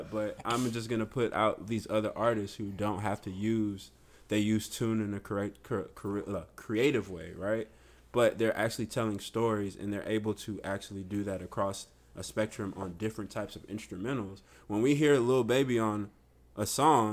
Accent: Stone Mountain, Georgia, United States; moved away; also born or lived in Houston, Texas; Born in Stone Mountain, Georgia.

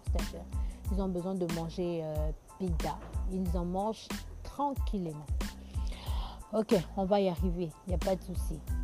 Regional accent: Kinshasa, DR Congo; chez nous à Kinshasa

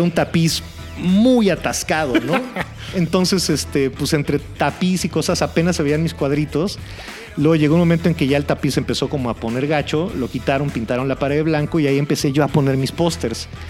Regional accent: Mexico City, Mexico; Toda mi vida he vivido más o menos por la zona de Coyoacán.

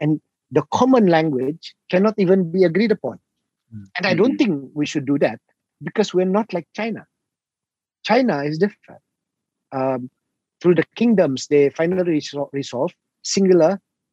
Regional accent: Sabah, Malaysia; for us in Sabah, oh, orang Sabah.

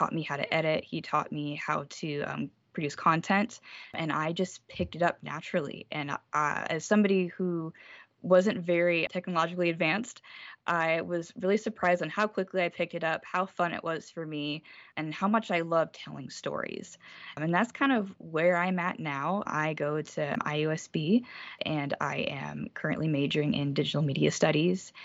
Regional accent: South Bend, Indiana, United States; I was born and raised in South Bend, Indiana, literally 5 minutes away from the Notre Dame campus

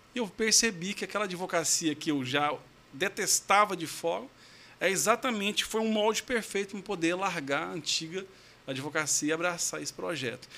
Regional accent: São Luís de Montes Belos, Goiás, Brazil; accent: Goiano (porta, porteiro, portão); Eu sou goiano raiz mesmo, sou de São Luís de Montes Belos

